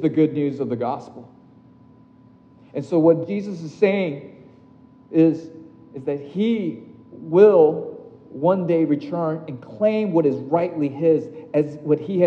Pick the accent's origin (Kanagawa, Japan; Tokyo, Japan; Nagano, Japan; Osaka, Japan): Tokyo, Japan; my hometown, Tokyo